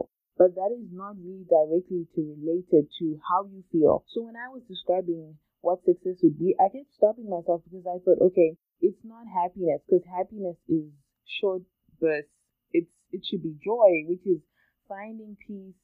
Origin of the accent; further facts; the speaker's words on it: Zimbabwe; growing up in Zimbabwe, which is where I grew up with my twin sister and my family